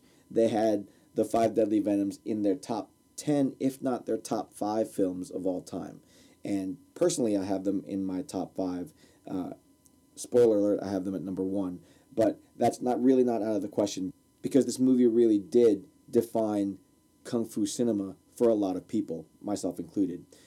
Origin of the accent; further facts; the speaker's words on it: Newark, New Jersey, United States; So I grew up in Newark, New Jersey.